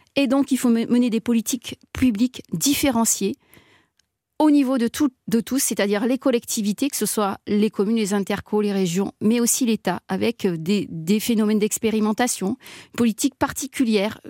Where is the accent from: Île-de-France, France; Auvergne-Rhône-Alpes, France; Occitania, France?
Auvergne-Rhône-Alpes, France; Vorey; je suis une rurale, je suis née à Voré